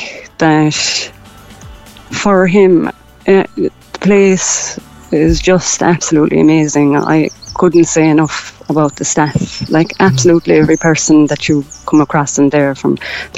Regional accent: Kerry, Munster, Ireland; now in Cork, Ireland; I'm originally from Kerry, but I live in Cork

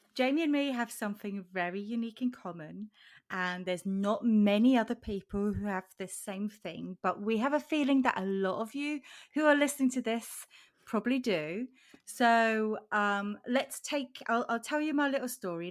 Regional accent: Switzerland; now in Norwich, United Kingdom; I am in the U K, in Norwich. I'm originally from Switzerland.

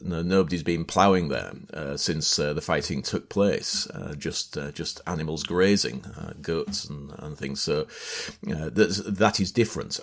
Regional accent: near Hull, Yorkshire and the Humber, United Kingdom; I grew up in East Yorkshire, a little village on the outskirts of Hull

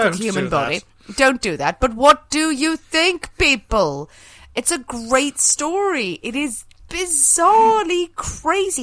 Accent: Ireland; I'm Irish.

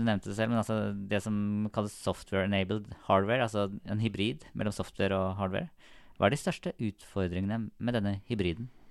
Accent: Sarpsborg, Østfold, Norway; Jeg er jo fra Sarpsborg

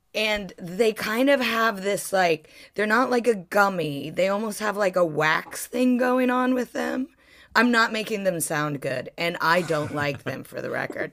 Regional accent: Ohio, United States; moved away; I grew up in Ohio

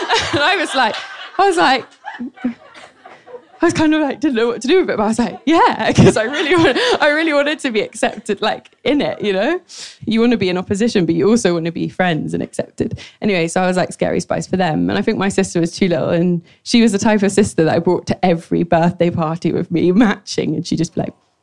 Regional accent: London, United Kingdom; So I'm from Labbot Grove, my mum's from Belfast and my dad's Jamaican.

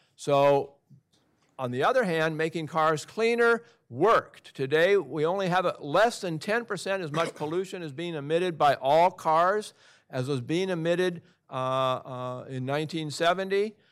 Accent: Oregon, United States; I'm from Oregon

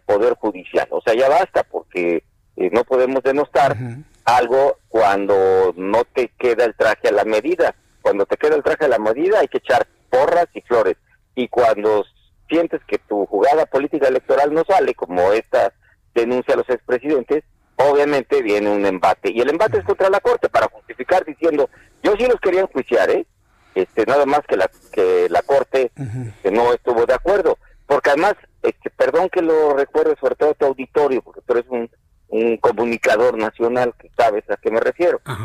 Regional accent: Mexico; Yo soy senador de la República, pero antes soy padre, soy mexicano

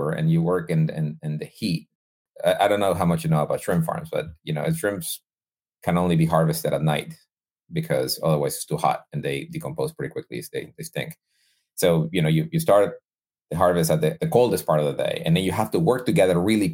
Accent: Guayaquil, Guayas, Ecuador; moved away; I'm originally from Ecuador. I was born and raised in Ecuador.

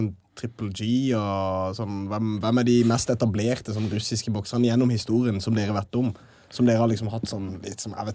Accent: Greåker, Østfold, Norway; Jeg kommer fra Greåker, det er litt uh...

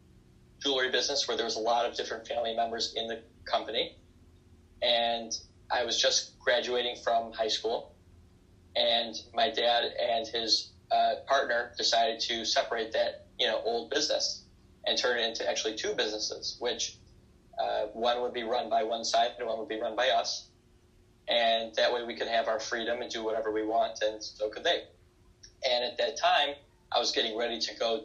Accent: Detroit, Michigan, United States; I was born in 1992 in Detroit, Michigan.

